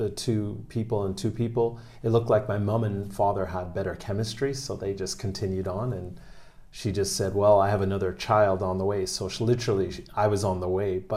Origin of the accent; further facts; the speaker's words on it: Toronto, Ontario, Canada; moved away as an adult; now in Japan; where I grew up in Canada is called Regent Park